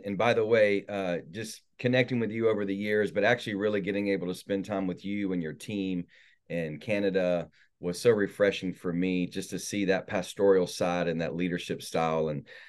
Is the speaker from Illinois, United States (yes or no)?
no; North Carolina, United States; So I was born in South Carolina, but my parents really ruined my life the majority of the time in North Carolina.